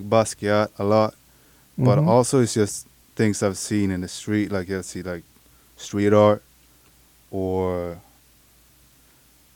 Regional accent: Sweden; moved away as an adult; now in United States; I'm from Sweden originally

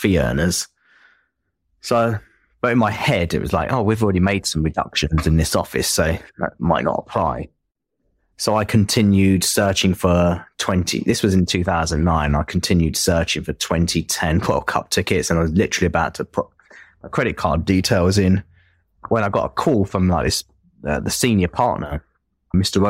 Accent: Enfield, London, United Kingdom; accent: Enfield, North London; I think I have quite a strong, at least Enfield, North London accent

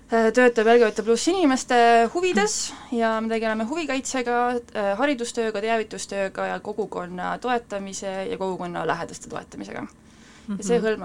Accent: Estonia; mina olen täitsa Eestist, olen ainult Eestis elanud, nii et äh, muid äh, mõjutusi ei ole

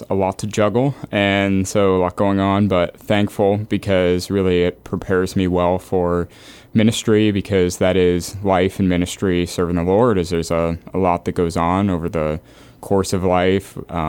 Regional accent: Edmonton, Alberta, Canada; accent: Canadian; Yeah, you bet. I grew up in Edmonton, Alberta, and I had the privilege of growing up there. It's a blast.

